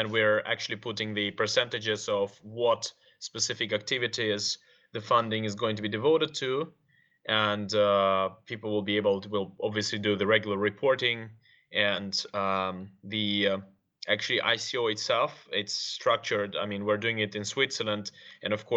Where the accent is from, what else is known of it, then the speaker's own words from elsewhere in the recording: Moscow, Russia; moved away; Originally from Moscow